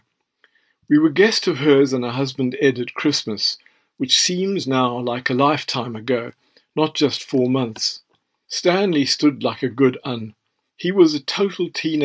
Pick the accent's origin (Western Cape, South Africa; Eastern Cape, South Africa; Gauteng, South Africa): Western Cape, South Africa; moved away as an adult; now in England; I was from the Cape and had lived here for decades